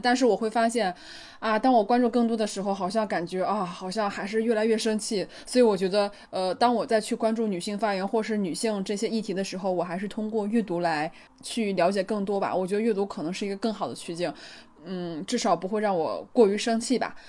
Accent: China; 我回家之后，就回到中国之后

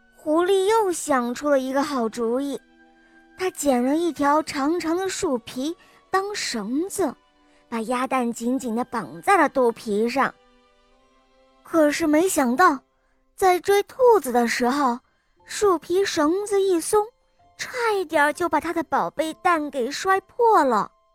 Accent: Henan, China; 今年五岁了，我来自河南

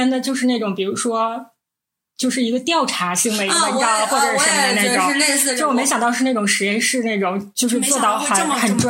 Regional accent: Northeast China, China; 我们是三个来自东北的 ladies，

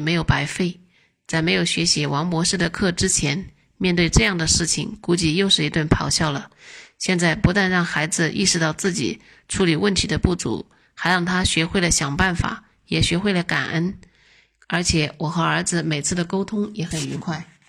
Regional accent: Zhongshan, Guangdong, China; 我来自广东中山，是一个二孩妈妈，儿子十四岁，女儿四岁

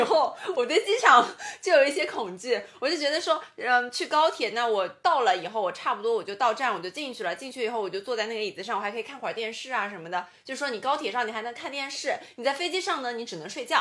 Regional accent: Shanghai, China; 倒悠悠就是我们上海话就说慢腾腾的

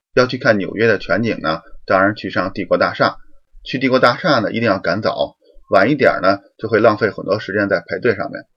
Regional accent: Beijing, China; moved away as an adult; now in Windsor, Canada; 我从北京来的

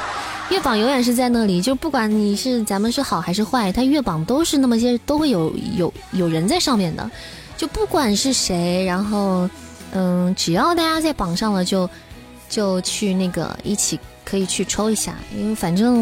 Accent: Taiwan; 我们台湾人抽六点啊！

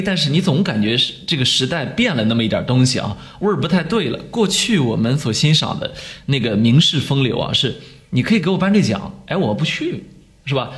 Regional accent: 20 km from Mo Yan's home in Gaomi, Shandong, China; 因为呃，莫言家离我家只有二十公里远

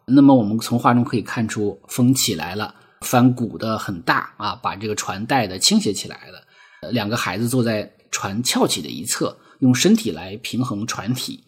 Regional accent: Lesser Khingan Mountains, Heilongjiang, China; moved away; 我生在黑龙江小兴安岭的一个国营农场，啊，其实也是一个有山有河、有草地的一个很美很美的小地方

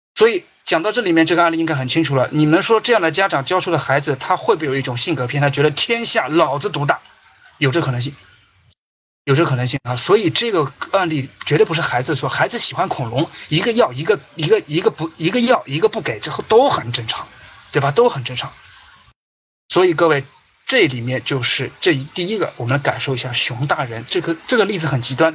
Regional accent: China; 我们中国大陆人

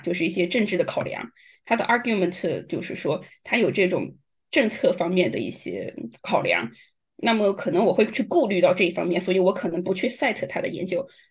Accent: China; 我们作为中国学者

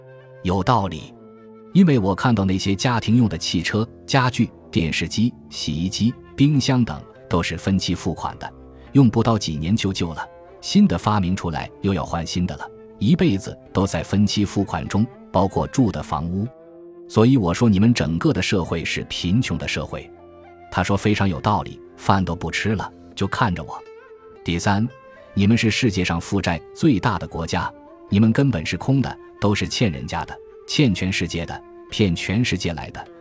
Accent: China; 我说：“对不起，我不会常住，因为我是中国人。”他逼着我问，我说。你一定要问我呀！我这个人是中国的老百姓，乡巴佬出身，不懂的。

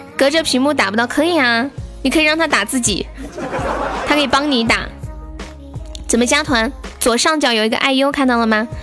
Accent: Sichuan, China; accent: Sichuan dialect; 我们四川这边的方言就是接，就是念该

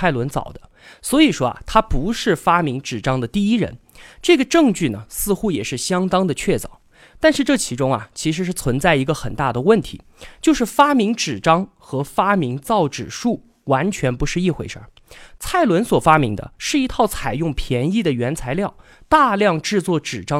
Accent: China; 我们中国人

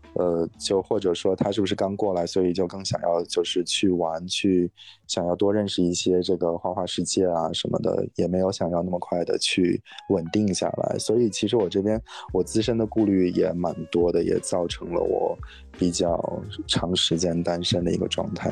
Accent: Inner Mongolia, China; moved away as an adult; now in San Francisco Bay Area, United States; 我，我是内蒙古的，然后，但是来这边很久

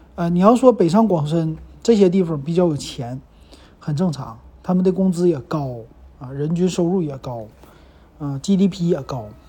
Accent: Liaoning, China; 咱们东北人还是很愿意花钱的

